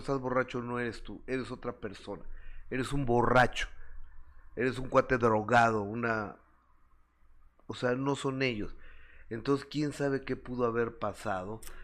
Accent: Mexico; yo soy mexicano

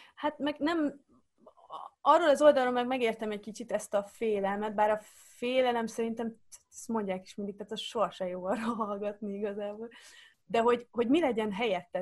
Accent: Zala, Hungary; moved away; also born or lived in Netherlands; akkor Zalában laktunk egy picike faluban

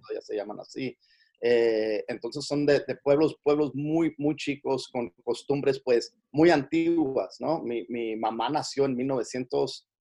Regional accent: Los Angeles, California, United States; donde yo me crié aquí en, en, en Los Ángeles, en, una, una, parte de Los Ángeles que se llama, como te digo, Wilmington, California

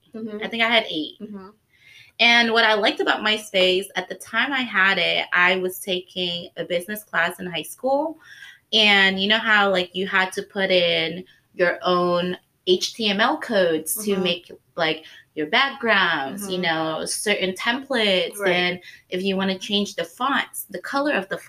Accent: Indonesia; moved away; growing up in Indonesia

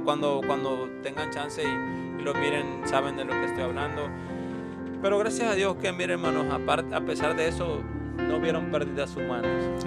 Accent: Veracruz, Mexico; now in Tucson, United States; yo soy de Veracruz

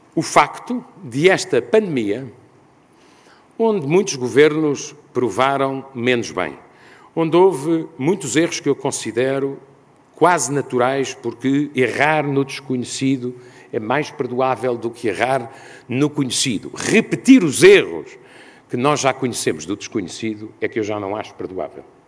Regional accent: Portugal; como europeu e ainda mais como português

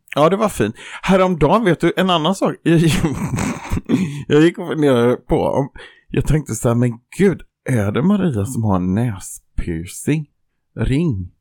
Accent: Jönköping, Jönköping County, Sweden; Jag kommer från bibelbältet i Jönköping

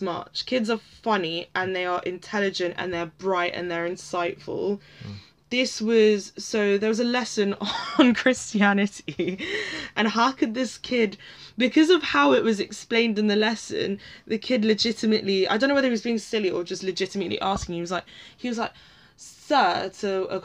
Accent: London, United Kingdom; accent: posh; I am born and bred in Northwest London, and not like Camden.

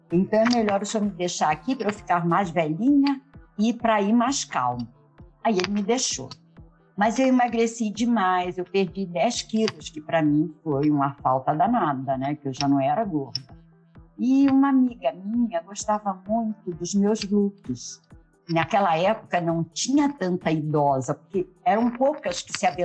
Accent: Rio de Janeiro, Brazil; also born or lived in João Pessoa, Brazil; Sim, eu nasci na, em João Pessoa, Paraíba, muito novinha, eu fui para o Rio de Janeiro, porque nesse meio tempo eu fui adotada, né?

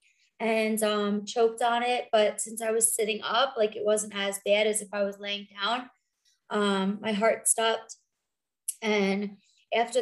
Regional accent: New York and Long Island, United States; moved away as an adult; also born or lived in South Florida; now in Denver, United States; I grew up in New York and Long Island, and I was in New York until I was 29

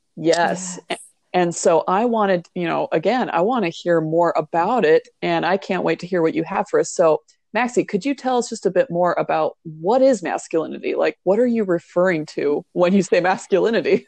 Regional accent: Hawaii, United States; I come from Hawaii

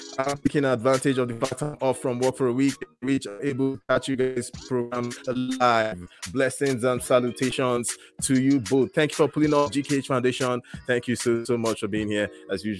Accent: Calgary, Alberta, Canada; from Calgary, Canada, and this is the Breakfast by BlueJeans show.

